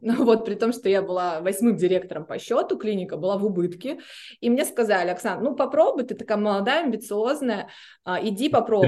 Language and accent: Russian; Blagoveshchensk, Amur Oblast, Russia; moved away as an adult; now in Saint Petersburg, Russia; я вообще из Благовещенска